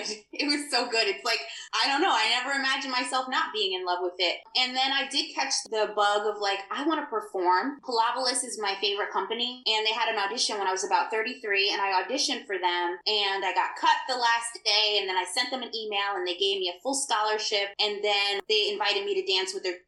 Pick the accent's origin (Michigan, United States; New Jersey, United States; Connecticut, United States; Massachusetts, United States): New Jersey, United States; I'm in the United States. I grew up in New Jersey and I grew up in the hood.